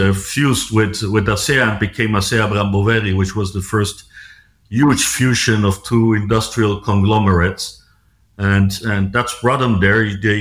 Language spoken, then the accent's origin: English; Mexico; also born or lived in Switzerland / United States / United Kingdom / France; I grew up, I'm a Swiss citizen. I grew up in Mexico. I studied in Switzerland, started my career in a publicly listed company in New York.